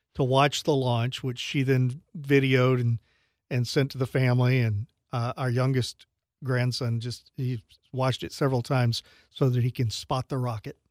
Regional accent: Louisiana, United States; moved away as an adult; now in Sarasota, United States; I grew up in Louisiana

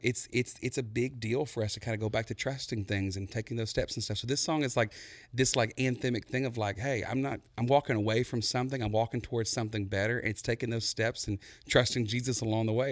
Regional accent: Buna, Texas, United States; moved away; I, I come from Buna, Texas

